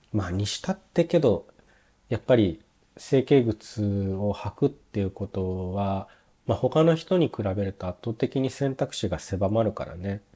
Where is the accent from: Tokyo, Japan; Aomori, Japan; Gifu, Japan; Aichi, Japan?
Aichi, Japan; Nagoya; moved away as an adult; now in Germany; 僕名古屋の出身なんですけど